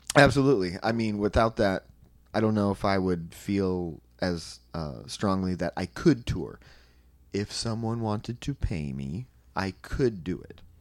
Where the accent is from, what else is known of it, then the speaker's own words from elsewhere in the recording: Anaheim, California, United States; moved away as an adult; now in Santa Cruz, United States; I'm from Anaheim. I moved to Santa Cruz